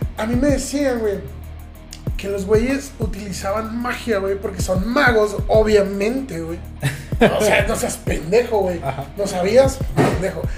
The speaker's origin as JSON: {"language": "Spanish", "region": "southern Mexico", "country": "Mexico", "moved": "yes", "lives_now": "Ciudad Juárez, Mexico", "said": "el sur del país, de donde yo vengo"}